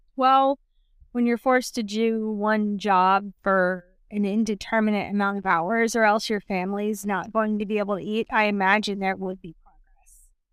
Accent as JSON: {"language": "English", "region": "the Deep South", "country": "United States", "tie": "born or raised there", "said": "South, deep southern upbringings."}